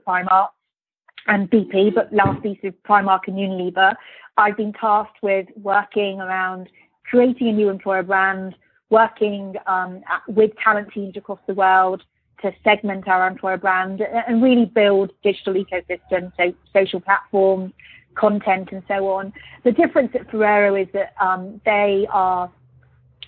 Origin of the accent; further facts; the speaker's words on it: Birmingham, West Midlands, United Kingdom; moved away; also born or lived in Luxembourg / London; I'm a British person born in Birmingham. So very proud of being from Birmingham.